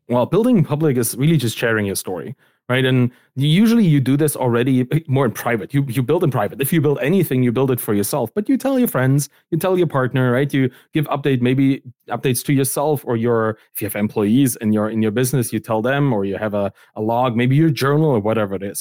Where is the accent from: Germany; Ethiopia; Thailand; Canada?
Germany; East Germany; I come from East Germany. That's kind of where I grew up